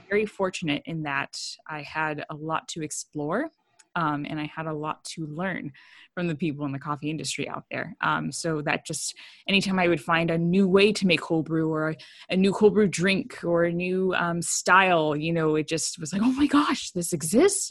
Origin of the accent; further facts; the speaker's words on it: San Diego, California, United States; moved away as an adult; I was raised in San Diego. I went to school in San Diego.